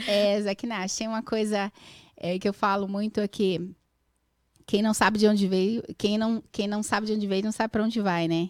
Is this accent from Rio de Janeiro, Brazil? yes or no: no; São Paulo, Brazil; moved away as an adult; now in United States; Eu nasci mesmo no Carandiru, tinha um hospital, no, uhum. uma maternidade no bairro do Carandiru